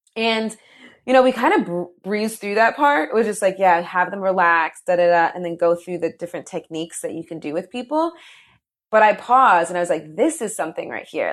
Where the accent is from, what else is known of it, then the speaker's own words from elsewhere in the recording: New Jersey, United States; I'm from New Jersey, born and raised, proud Jersey girl